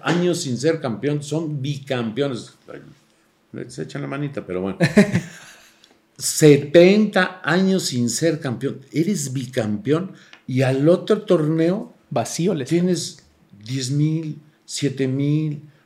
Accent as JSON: {"language": "Spanish", "country": "Mexico", "said": "los mexicanos somos así"}